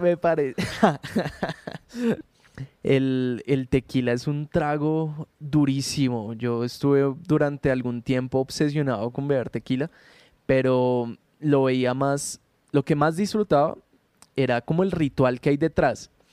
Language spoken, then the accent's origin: Spanish; Colombia; nosotros como colombianos